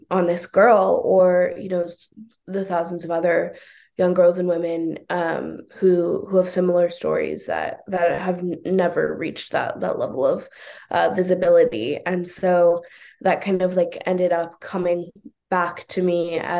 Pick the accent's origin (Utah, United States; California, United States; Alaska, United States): California, United States; Oakland; I'm born and raised in Oakland. I still live in Oakland